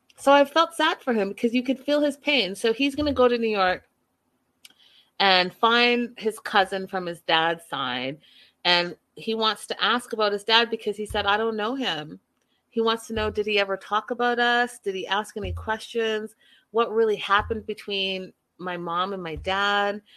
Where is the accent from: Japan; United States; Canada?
Canada; moved away; I'm from Canada